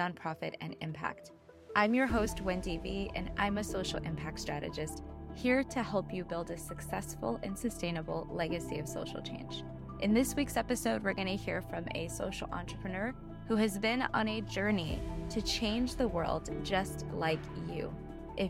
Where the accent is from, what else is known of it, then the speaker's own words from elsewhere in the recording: Whittier, California, United States; I'm Whittier girl